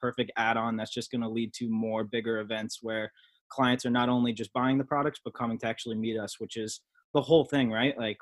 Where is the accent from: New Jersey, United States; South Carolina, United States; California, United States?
New Jersey, United States; Freehold; I was born and raised in Freehold, New Jersey, Monmouth County.